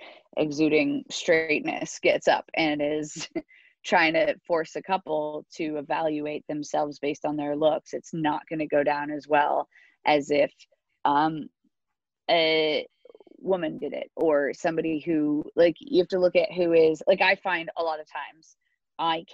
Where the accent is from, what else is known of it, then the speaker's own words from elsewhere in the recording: United States; now in United Kingdom; I'm American, but I started over here